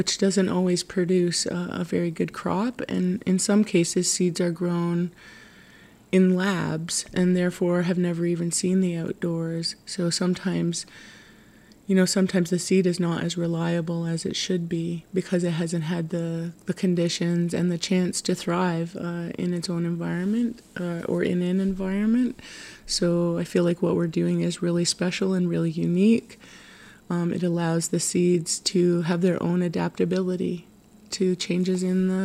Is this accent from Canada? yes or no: yes; Tyendinaga Mohawk Territory, Ontario, Canada; I was born and raised and live in Tyndanega Mohawk Territory